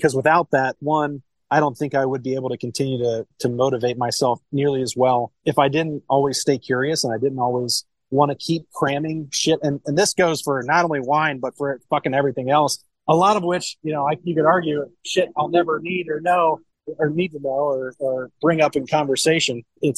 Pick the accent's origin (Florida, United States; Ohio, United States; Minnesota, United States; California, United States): Ohio, United States; Cincinnati; I'm originally born and raised in Cincinnati, Ohio.